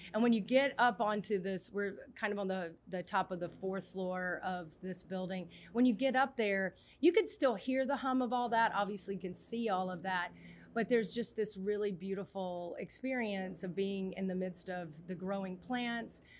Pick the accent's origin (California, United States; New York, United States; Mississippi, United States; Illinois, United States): Mississippi, United States; I grew up in Mississippi, a lot of farmland